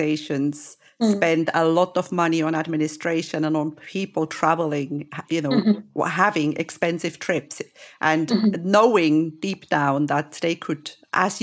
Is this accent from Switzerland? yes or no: yes; Switzerland; I am originally from Switzerland